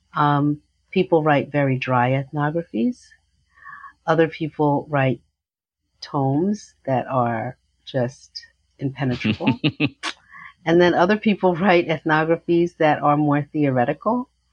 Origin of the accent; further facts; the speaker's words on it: New York City, New York, United States; I was born in Harlem, New York, um, and I lived in Harlem right near City College uh, until I was eight, and then my parents moved to an area of New York called Riverdale